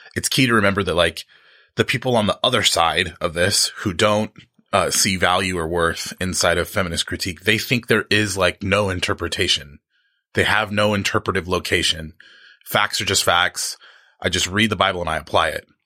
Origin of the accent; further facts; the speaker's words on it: United States; my social location as an American